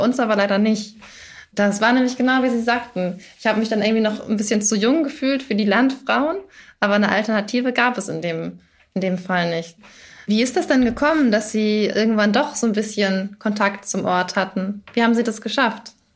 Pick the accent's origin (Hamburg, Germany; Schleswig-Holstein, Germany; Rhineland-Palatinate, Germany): Schleswig-Holstein, Germany; moved away; Also ich komme ursprünglich aus Schleswig-Holstein, da habe ich auch auf einem äh, Hof gewohnt